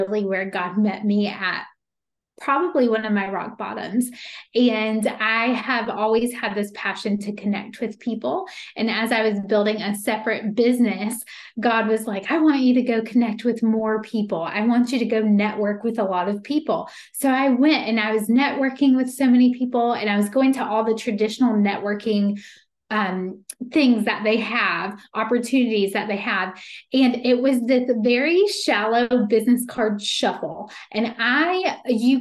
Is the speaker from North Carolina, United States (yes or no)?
yes; Meppen, North Carolina, United States; also born or lived in Greensboro, North Carolina; now in Wilmington, United States; I'm from Meppen